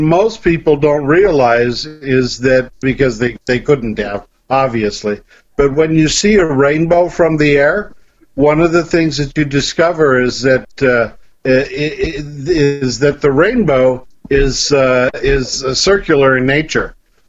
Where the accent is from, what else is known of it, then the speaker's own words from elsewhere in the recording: Ireland; I'm Irish, and I know a lot about rainbows.